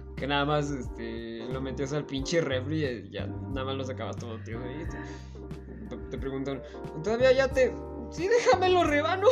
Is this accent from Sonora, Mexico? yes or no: no; Tlaxcala, Mexico; soy de Tlaxcala